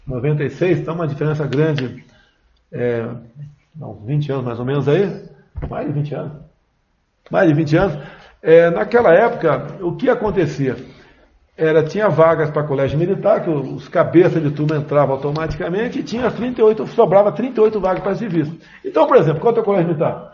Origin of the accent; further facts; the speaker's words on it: Eldorado, São Paulo, Brazil; moved away; numa fazenda onde fui criado